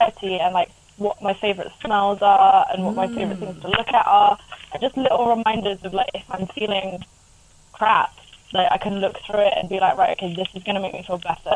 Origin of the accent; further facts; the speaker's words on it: Devon, South West England, United Kingdom; also born or lived in Ireland; born and raised in Devon, so... And I lived in Ireland for a little while as well